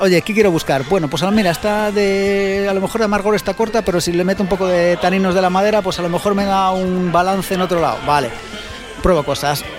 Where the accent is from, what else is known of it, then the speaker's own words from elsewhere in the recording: Valladolid, Castile and León, Spain; Soy de Valladolid